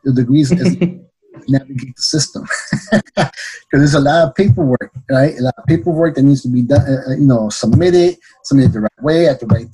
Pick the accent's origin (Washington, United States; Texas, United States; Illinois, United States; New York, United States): Illinois, United States; Chicago; me born and raised in the city of Chicago